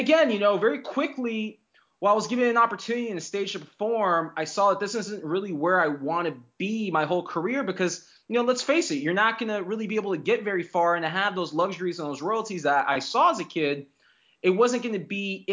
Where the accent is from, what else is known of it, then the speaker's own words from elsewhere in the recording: Fort Lauderdale, Florida, United States; I grew up in South Florida